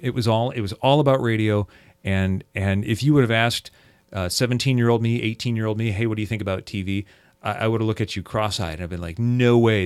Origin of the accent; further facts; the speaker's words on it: Seattle, Washington, United States; I grew up in the Seattle area here